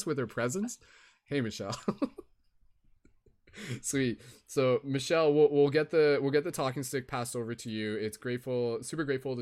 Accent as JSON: {"language": "English", "town": "London", "region": "Ontario", "country": "Canada", "tie": "born or raised there", "said": "my hometown of London, Ontario, Canada"}